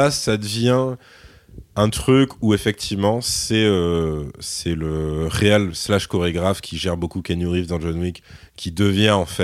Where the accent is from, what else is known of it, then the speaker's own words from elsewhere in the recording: France; nous on est français